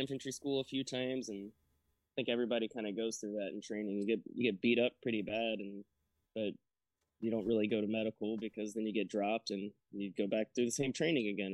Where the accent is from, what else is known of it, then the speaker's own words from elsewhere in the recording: Brunswick, Georgia, United States; I joined out of Brunswick, Georgia. That's kind of where I spent uh, a little bit of a later time in my childhood